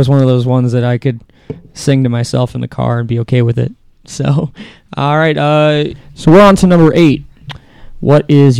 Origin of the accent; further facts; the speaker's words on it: Akron, Ohio, United States; West Akron, what up?